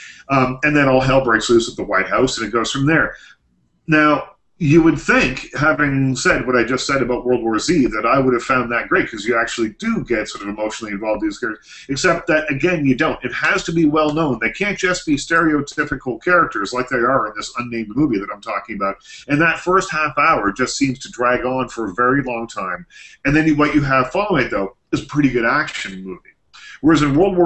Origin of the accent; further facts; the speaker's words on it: Nova Scotia, Canada; These are my people. I'm from Nova Scotia